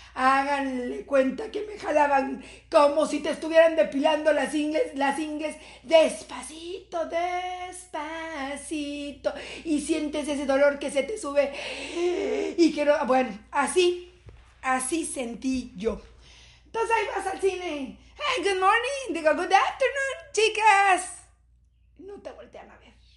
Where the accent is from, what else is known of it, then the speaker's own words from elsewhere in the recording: Mexico; somos madres mexicanas